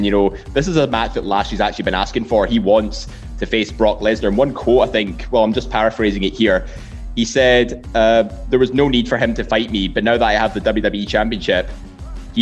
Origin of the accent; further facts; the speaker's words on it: Scotland, United Kingdom; being Scottish